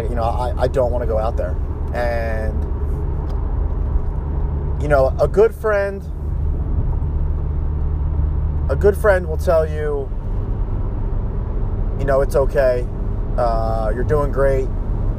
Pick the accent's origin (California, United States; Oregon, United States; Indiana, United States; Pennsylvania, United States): Pennsylvania, United States; Philadelphia; I'm from Philadelphia